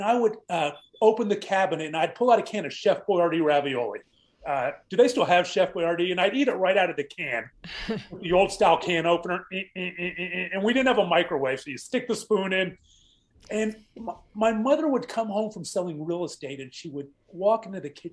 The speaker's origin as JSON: {"language": "English", "town": "Pittsburgh", "region": "Pennsylvania", "country": "United States", "tie": "born or raised there", "said": "I grew up in Pittsburgh, Pennsylvania"}